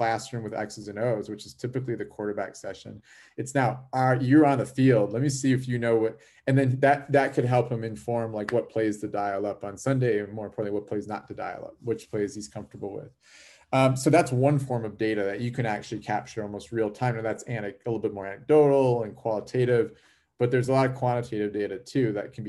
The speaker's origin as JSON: {"language": "English", "town": "Chicago", "region": "Illinois", "country": "United States", "tie": "born or raised there", "said": "I was born and raised in Chicago, in the Chicago area"}